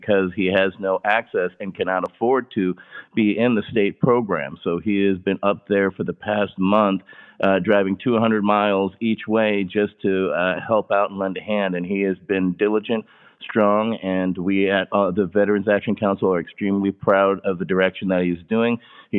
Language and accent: English; Louisiana, United States; now in California, United States; Louisiana, my home state and his home state